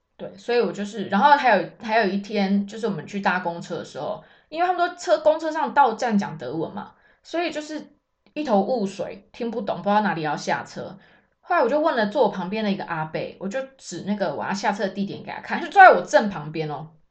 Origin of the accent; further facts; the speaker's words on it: Taiwan; moved away as an adult; now in Germany; 我们台湾人